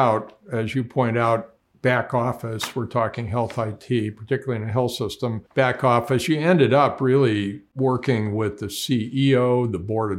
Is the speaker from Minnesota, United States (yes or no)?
yes; Duluth, Minnesota, United States; I grew up in Duluth, Minnesota.